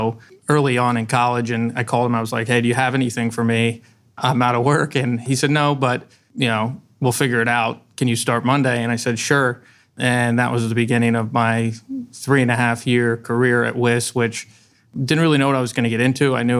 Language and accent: English; Bexley, Ohio, United States; also born or lived in New York City; I grew up in Bexley. On the east side, went to Bexley High School